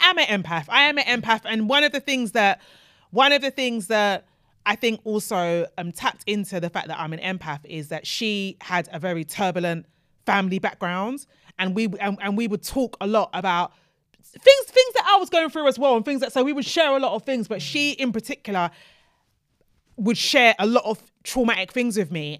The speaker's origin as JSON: {"language": "English", "country": "Nigeria", "said": "as a Nigerian"}